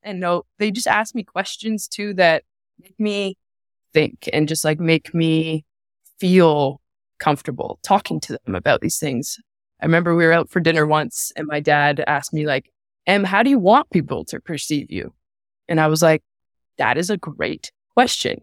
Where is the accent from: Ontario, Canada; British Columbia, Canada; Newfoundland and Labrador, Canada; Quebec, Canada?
Ontario, Canada; Sarnia; moved away; I came from Sarnia. That's where I'm born and raised